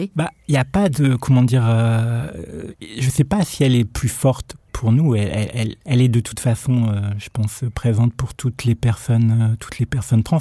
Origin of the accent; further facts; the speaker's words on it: Nord-Pas-de-Calais, Hauts-de-France, France; J'ai grandi dans le Nord-Pas-de-Calais